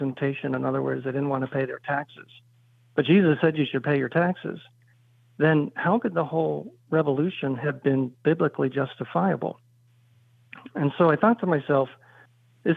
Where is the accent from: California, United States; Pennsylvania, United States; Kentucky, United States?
Pennsylvania, United States; Philadelphia; born or raised there